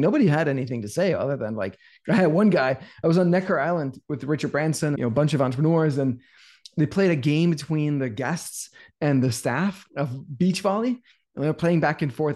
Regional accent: Denmark; moved away as an adult; now in United States; I'm from Denmark. We had a sauna in my house growing up

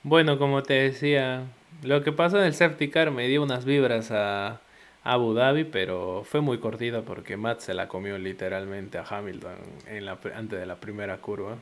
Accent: Peru; yo soy peruano

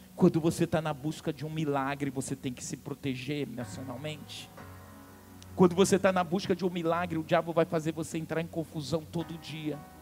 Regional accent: Amazonas, Brazil; sou amazonense

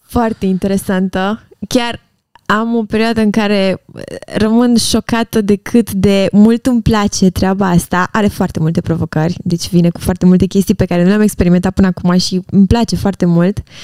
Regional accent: Romania; la noi ca români

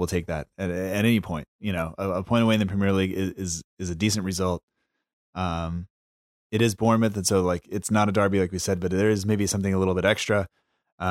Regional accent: United States; I'm from the United States. I'm American

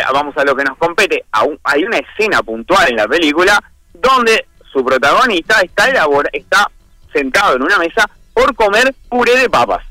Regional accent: Flores, Uruguay; now in Montevideo, Uruguay; yo soy de Flores, hace muchísimos años que estoy acá en Montevideo

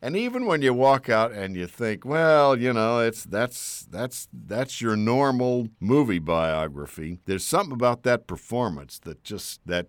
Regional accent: Texas, United States; now in Washington, United States; I grew up in Texas. I'm a native Texan. Not just a native. I'm like a fourth-generation Texan.

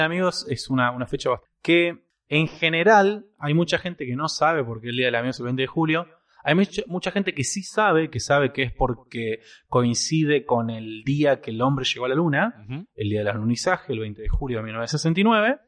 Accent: Argentina; dos argentinos

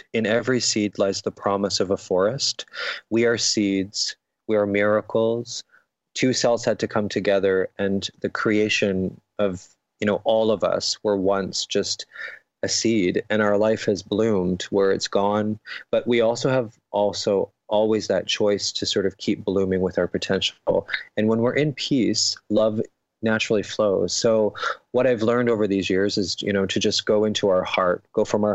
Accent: London, Ontario, Canada; my hometown in London, Ontario, in Canada

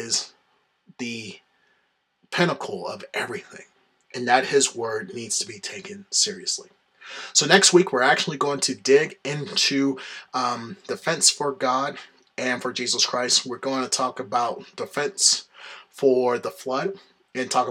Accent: the South, United States; I'm from the South

